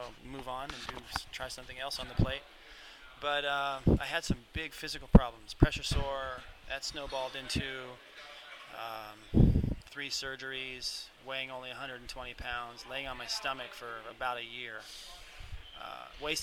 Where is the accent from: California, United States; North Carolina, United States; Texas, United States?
California, United States; San Diego; San Diego